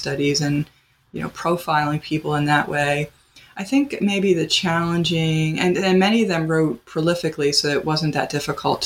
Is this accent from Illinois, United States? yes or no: no; Pennsylvania, United States; now in Wisconsin, United States; I'm from Pennsylvania